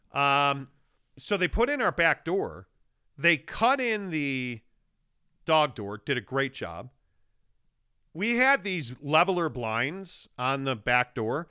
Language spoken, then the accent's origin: English; Chicago, Illinois, United States; moved away; I grew up in Chicago